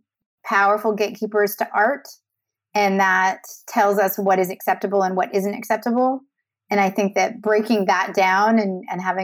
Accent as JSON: {"language": "English", "country": "Canada", "said": "I'm Canadian."}